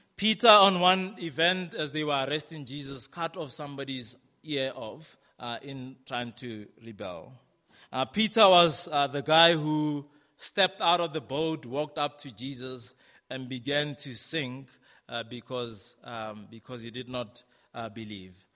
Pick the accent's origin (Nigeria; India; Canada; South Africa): South Africa; moved away; also born or lived in Brixton, London; as a South African, um, I would go into the English speaking world